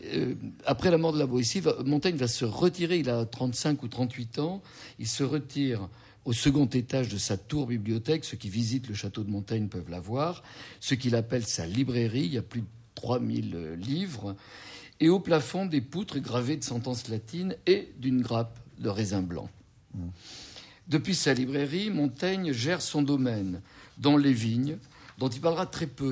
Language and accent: French; Bordeaux, Nouvelle-Aquitaine, France; j'ai entendu dans mon enfance à Bordeaux